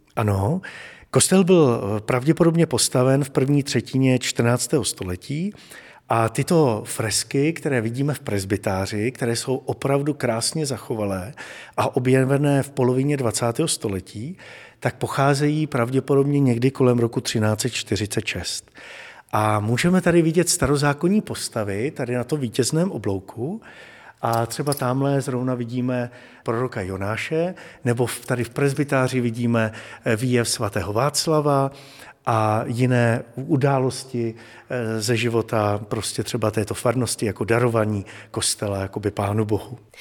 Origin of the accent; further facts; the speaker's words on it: Hradec Králové, Hradec Králové Region, Czechia; ač pocházím z Hradce Králové